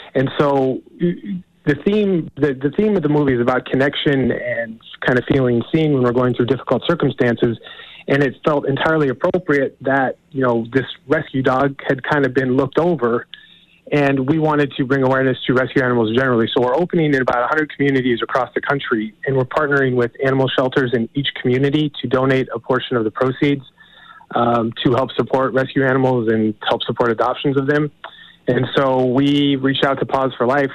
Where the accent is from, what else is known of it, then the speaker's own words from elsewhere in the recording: Montana, United States; I'm actually from Montana.